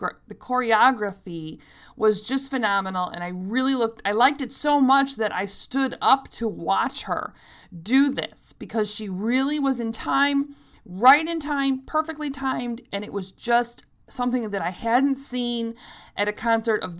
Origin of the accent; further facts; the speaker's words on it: Chicago, Illinois, United States; all these bands are from Chicago, so if you want to catch any of them, you got to come to my hometown